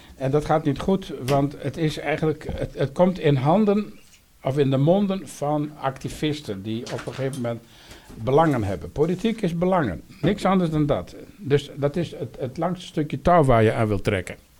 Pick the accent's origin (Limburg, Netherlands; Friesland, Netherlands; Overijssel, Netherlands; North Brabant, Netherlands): Friesland, Netherlands; ik kom uit Friesland